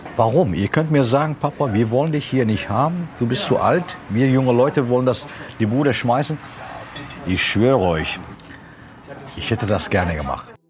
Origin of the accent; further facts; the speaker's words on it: Turkey; now in Germany; Ich bin Türke